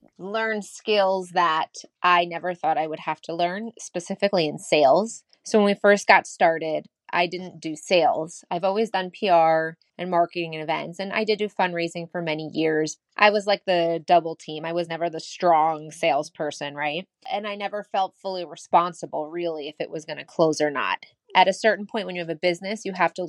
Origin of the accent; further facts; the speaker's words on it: New York, United States; I'm from New York